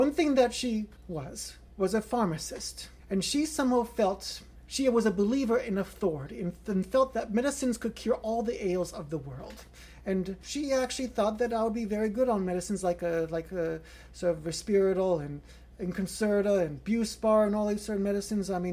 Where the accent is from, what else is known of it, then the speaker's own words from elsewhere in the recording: Canada; I am 34 years old, and I was born in Canada.